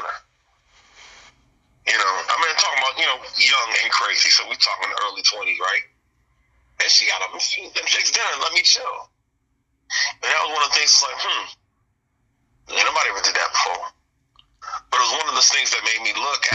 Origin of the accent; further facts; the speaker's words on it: New Orleans, Louisiana, United States; I'm from Louisiana, from New Orleans